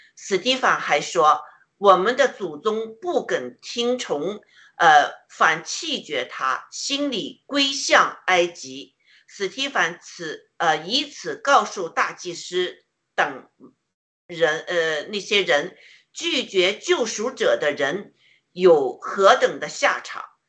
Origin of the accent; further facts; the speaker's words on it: China; 我们中国人